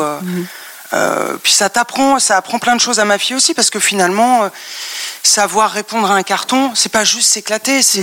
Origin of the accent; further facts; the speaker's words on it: Paris, Île-de-France, France; j'ai grandi à Paris dans le 16e